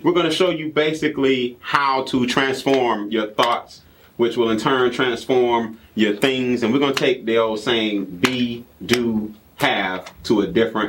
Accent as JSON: {"language": "English", "town": "Atlanta", "region": "Georgia", "country": "United States", "tie": "born or raised there", "said": "I'm a native from Atlanta, right here, went to Morehouse College, graduated in 1997"}